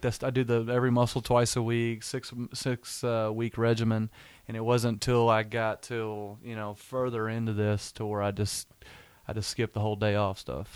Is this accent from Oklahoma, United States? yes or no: yes; Weatherford, Oklahoma, United States; I'm from Weatherford, Oklahoma